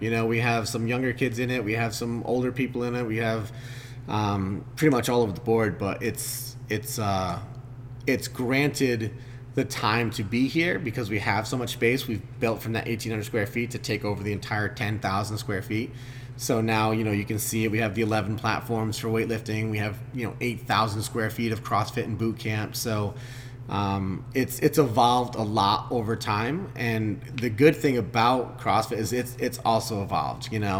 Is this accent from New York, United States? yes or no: no; Westerly, Rhode Island, United States; the members, most of us came from here. You know, we're from Westerly, or we're from, you know, Stonington, things like that.